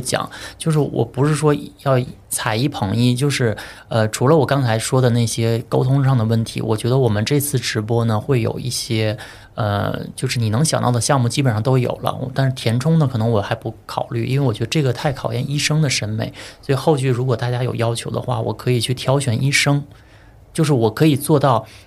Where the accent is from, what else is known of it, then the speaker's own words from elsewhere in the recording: China; 而且他店长一听我们是中国人